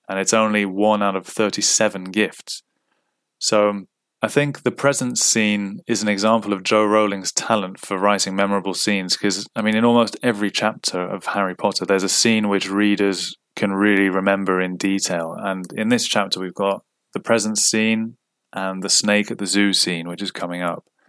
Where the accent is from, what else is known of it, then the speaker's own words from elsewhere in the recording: Cyprus; moved away as an adult; I grew up in Cyprus, and I ended up not going back to Cyprus from the age of twenty to twenty-nine